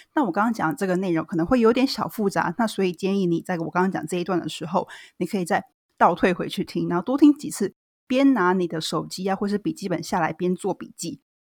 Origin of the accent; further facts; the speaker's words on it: Taiwan; 我其实是个在台湾土生土长的台湾女孩儿